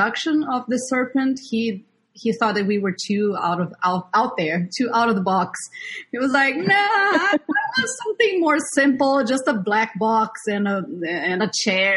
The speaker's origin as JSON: {"language": "English", "country": "Brazil", "moved": "as an adult", "lives_now": "New York, United States", "said": "I'm also a multidisciplinary artist from Brazil, living in New York for 13 years now."}